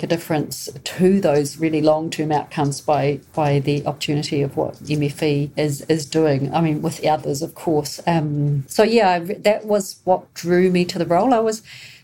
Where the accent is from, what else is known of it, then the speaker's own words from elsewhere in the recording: New Zealand; just as a Kiwi or as a New Zealander